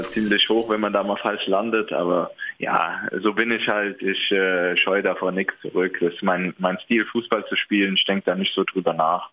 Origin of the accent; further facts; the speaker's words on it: Hesse, Germany; moved away as an adult; also born or lived in Münster / Aalen; now in Bübingen, Germany; Ich bin selbst aus Hessen